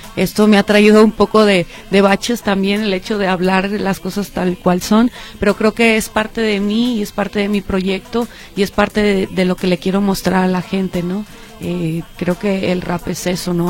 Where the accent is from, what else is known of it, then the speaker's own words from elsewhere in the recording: Monclova, Coahuila, Mexico; now in Jalisco, Mexico; nací en la ciudad de Monclova, Coahuila pero ya tengo mucho tiempo radicando acá en Jalisco